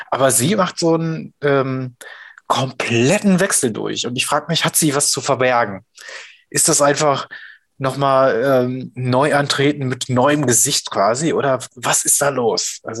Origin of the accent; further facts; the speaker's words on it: Ruhr area, North Rhine-Westphalia, Germany; bei uns im Pott